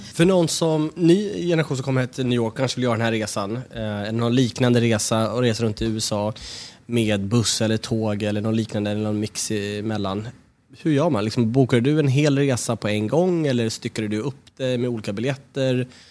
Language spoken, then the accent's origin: Swedish; Sweden; som svenskar att känna att, jo, men vi, vi kommer från landet som har skapat det här